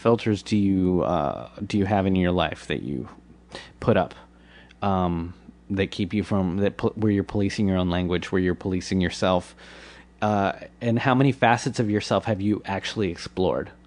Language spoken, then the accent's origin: English; Washington, District of Columbia, United States; also born or lived in Bethesda, Maryland; I was raised in uh, in the nation's capital.